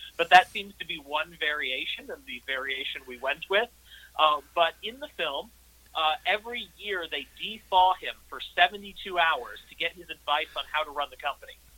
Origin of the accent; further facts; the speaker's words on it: St. Louis, Missouri, United States; my hometown of St. Louis